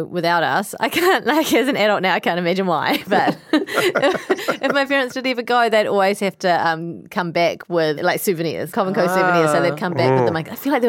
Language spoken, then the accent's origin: English; New Zealand; born or raised there